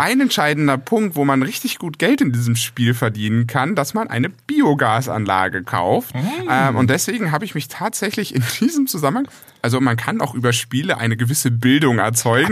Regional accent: Northern Germany, Germany; als Norddeutscher

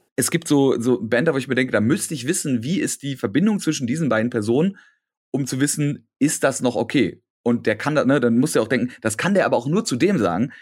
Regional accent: Berlin, Germany; ich bin dann in Hellersdorf, wo ich groß geworden bin

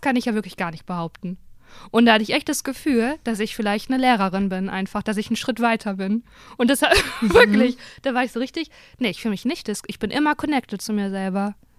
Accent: Germany; dass ich Deutsche bin

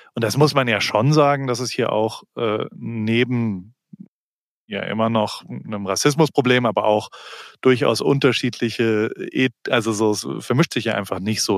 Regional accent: Germany; accent: German; moved away as an adult; now in Los Angeles, United States; I'm a German photographer.

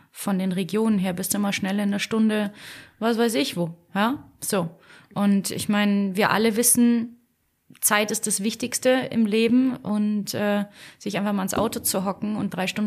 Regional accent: Munich, Bavaria, Germany; born there; Ja, ich bin gebürtige Münchnerin.

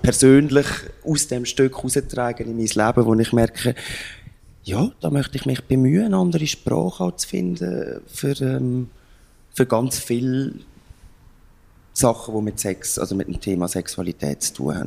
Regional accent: Lucerne, Switzerland; mich als Luzerner

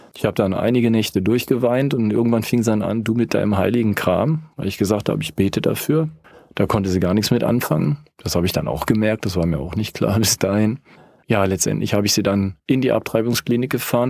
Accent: Rhineland, Germany; now in Lake Constance, Germany; Ich bin Rheinländer und wohne jetzt am Bodensee.

